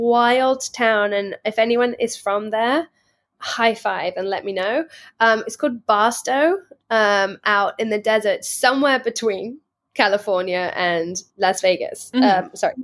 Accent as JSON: {"language": "English", "region": "England", "country": "United Kingdom", "said": "I'm from England. I don't know."}